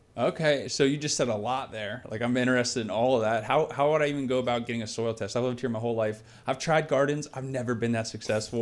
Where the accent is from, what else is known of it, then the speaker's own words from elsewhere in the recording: Port Orange, Florida, United States; I'm from Port Orange